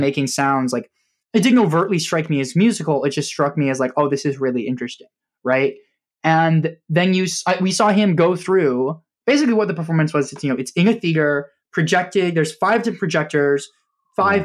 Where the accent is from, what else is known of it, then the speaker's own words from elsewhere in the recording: Nebraska, United States; moved away as an adult; we did a small exhibition actually in my hometown in Nebraska before I moved